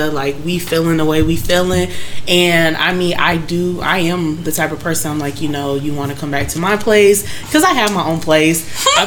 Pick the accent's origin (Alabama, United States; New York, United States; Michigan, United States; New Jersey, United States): Michigan, United States; I'm from Michigan